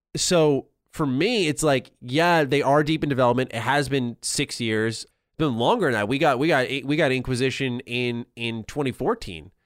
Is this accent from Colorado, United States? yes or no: no; New York, United States; as a New Yorker